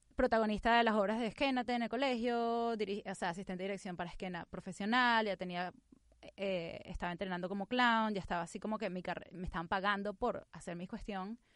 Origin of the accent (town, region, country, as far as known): Venezuela; born or raised there; moved away as an adult; now in United States